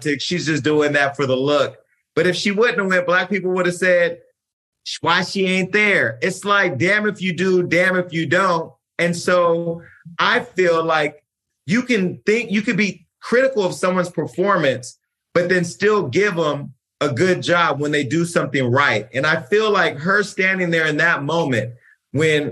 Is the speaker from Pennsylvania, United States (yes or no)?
no; California, United States; I'm from California